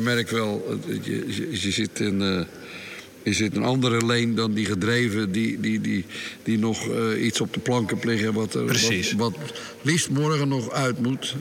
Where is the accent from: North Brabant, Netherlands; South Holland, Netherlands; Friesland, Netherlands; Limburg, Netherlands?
South Holland, Netherlands; Rotterdam; now in Scheveningen, Netherlands; ik ben geboren in Bonnes onder de rook van Rotterdam